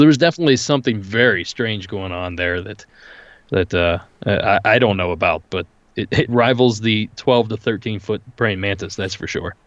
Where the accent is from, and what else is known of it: rural Ohio, United States; born or raised there